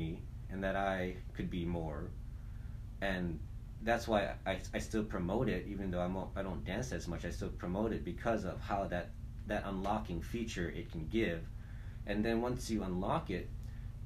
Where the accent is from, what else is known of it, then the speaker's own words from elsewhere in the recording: Hawaii, United States; moved away as an adult; growing up in Hawaii